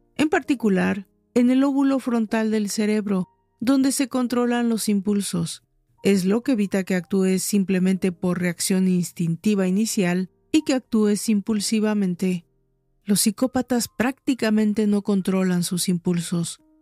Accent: Mexico; En mi país, México

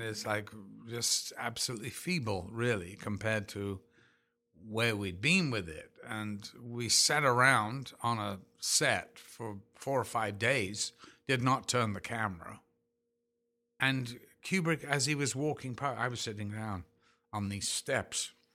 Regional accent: Liverpool, North West England, United Kingdom; moved away as an adult; now in United States; I'm from Liverpool

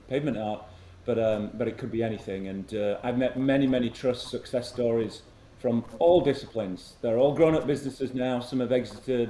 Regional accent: Huddersfield, Yorkshire and the Humber, United Kingdom; I'm from Huddersfield, Yorkshire town, a mill town in the north of England.

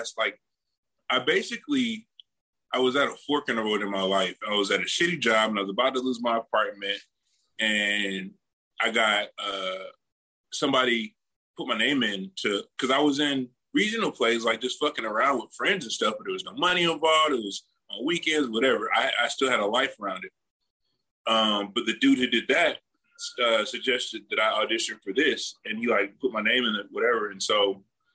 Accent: Atlanta, Georgia, United States; now in New Orleans, United States; I'm from Atlanta.

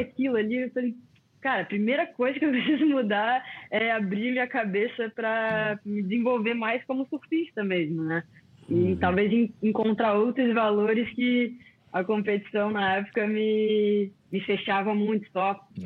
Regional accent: Florianópolis, Santa Catarina, Brazil; also born or lived in Rio de Janeiro; Nasci no Rio, para quem não sabe, né? E vim morar bem novinha em Floripa Fui criada aqui na ilha

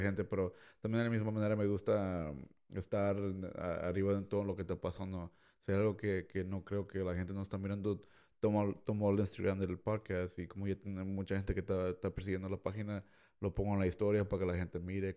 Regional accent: Mexico; yo siendo mexicano

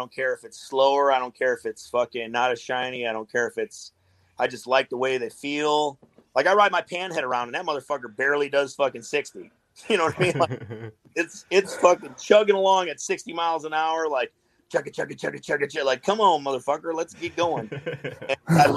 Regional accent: Chicago, Illinois, United States; I'm from Chicago

